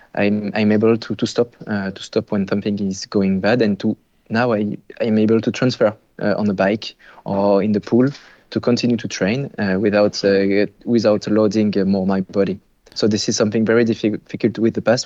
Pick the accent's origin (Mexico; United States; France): France; moved away as an adult; now in Quebec, Canada; I'm French originally